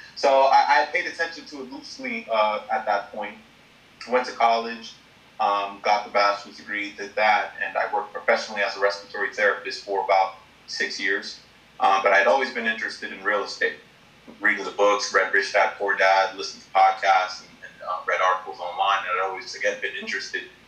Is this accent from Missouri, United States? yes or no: no; Long Island, New York, United States; moved away as an adult; also born or lived in Brooklyn, New York / Elmont, New York; now in Orlando, United States; I'm originally from New York, born in Brooklyn, New York, um, and uh, grew up in Long Island, New York